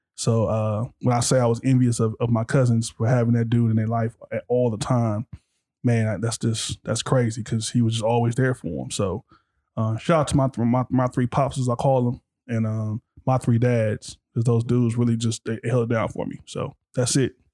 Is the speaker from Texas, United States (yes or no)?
no; Compton, California, United States; growing up in Compton